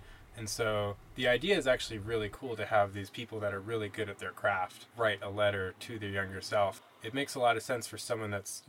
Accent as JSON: {"language": "English", "area": "Bay Area", "region": "California", "country": "United States", "tie": "born or raised there", "said": "I grew up in the Bay Area"}